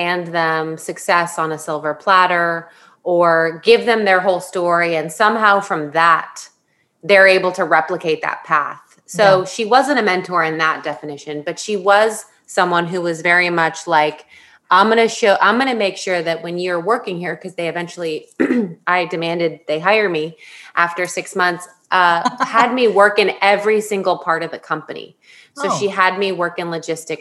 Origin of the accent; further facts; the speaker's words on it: Florida, United States; moved away as an adult; also born or lived in San Diego, California; now in New York City, United States; I was born in San Diego. And then we were transplants to Florida for about 8 years before I hightailed it out of there at the age of 18